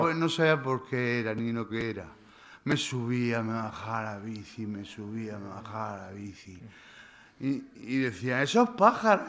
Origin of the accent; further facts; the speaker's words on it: Lorca, Region of Murcia, Spain; Soy de Lorca